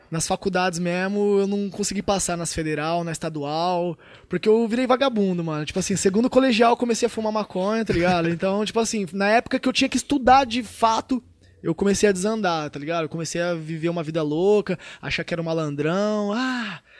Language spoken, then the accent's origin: Portuguese; Tupã, São Paulo, Brazil; born there; Nasci em Tupã, uma cidade de 70 mil, acho que tem menos, é, eu acho que é 60 e poucos mil habitantes, tá ligado?